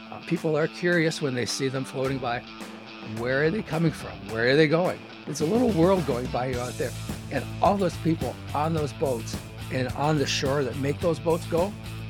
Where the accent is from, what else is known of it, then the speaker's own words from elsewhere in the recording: Sault Ste. Marie, Michigan, United States; also born or lived in Ann Arbor, Michigan; From Sault Ste. Marie, Michigan. I grew up here. Went to college here for my first year